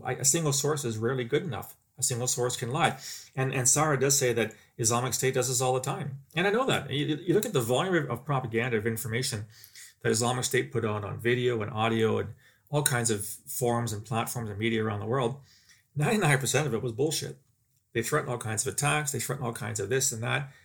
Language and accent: English; Canada; speaking as a Canadian, I've seen here in my, my own country